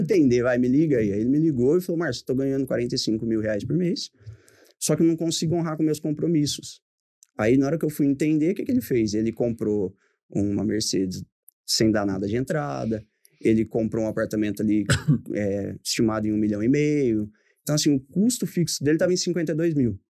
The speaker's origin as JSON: {"language": "Portuguese", "town": "Pontal", "region": "São Paulo", "country": "Brazil", "tie": "born or raised there", "also_born_or_lived": "Ribeirão Preto", "moved": "as an adult", "said": "eu sou natural de Pontal em 2008 eu fui para Ribeirão"}